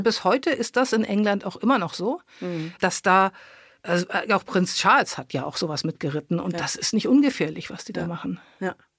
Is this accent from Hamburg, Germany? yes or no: yes; Hamburg, Germany; now in Brandenburg, Germany; Ich bin Hamburgerin in Brandenburg mit Heimweh